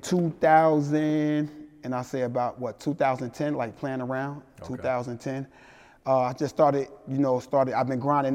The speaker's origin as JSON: {"language": "English", "town": "Newark", "region": "New Jersey", "country": "United States", "tie": "born or raised there", "also_born_or_lived": "East Orange, New Jersey", "said": "growing up in Newark, New Jersey / East Orange, New Jersey."}